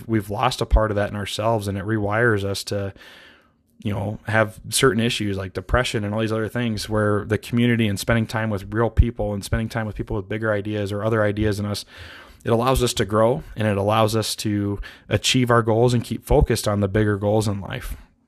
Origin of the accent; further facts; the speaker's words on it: Montana, United States; I couldn't be happier that I got an antelope buck on the ground here in Montana, my home state.